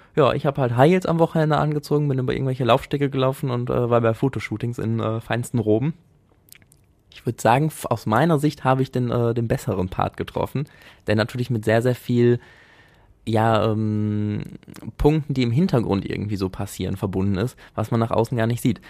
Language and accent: German; Essen, North Rhine-Westphalia, Germany; also born or lived in Altenessen, Essen / Münsterland; ich bin in Frohnhausen aufgewachsen